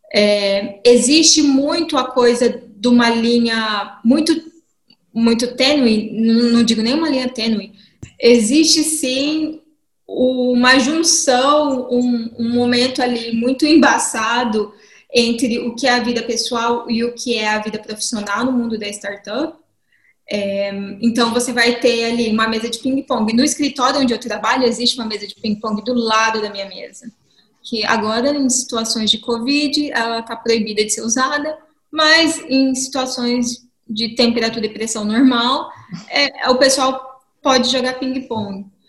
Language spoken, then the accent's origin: Portuguese; Dourados, Mato Grosso do Sul, Brazil; moved away as an adult; also born or lived in Campo Grande, Brazil; now in Brussels, Belgium; eu sou nascida e crescida em Dourados, Mato Grosso do Sul